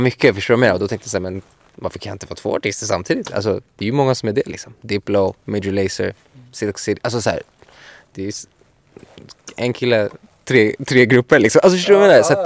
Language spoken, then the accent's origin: Swedish; Sweden; moved away as an adult; also born or lived in Miami